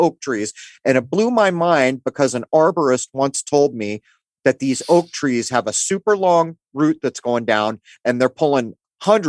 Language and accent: English; San Diego, California, United States; you and I grew up in the East County of San Diego